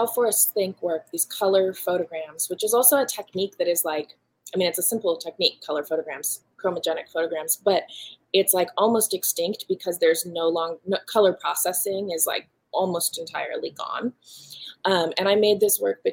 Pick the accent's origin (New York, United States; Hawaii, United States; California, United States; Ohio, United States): Hawaii, United States; moved away; my early childhood growing up in Hawaii on the volcano